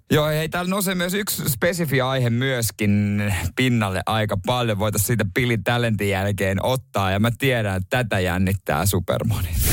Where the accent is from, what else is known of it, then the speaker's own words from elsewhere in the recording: Seinäjoki, South Ostrobothnia, Finland; mä oon Seinäjoelta itse